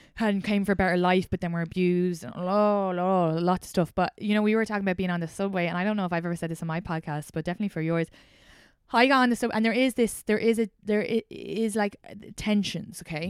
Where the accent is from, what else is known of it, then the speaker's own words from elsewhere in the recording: outside Dublin, Leinster, Ireland; accent: Irish; moved away as an adult; now in New York, United States; I grew up outside Dublin